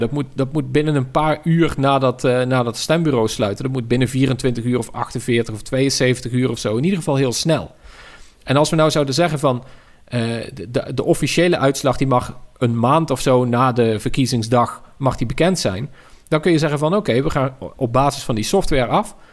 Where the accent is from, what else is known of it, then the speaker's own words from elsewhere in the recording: Tilburg, North Brabant, Netherlands; Tilburg, waar ik vandaan kom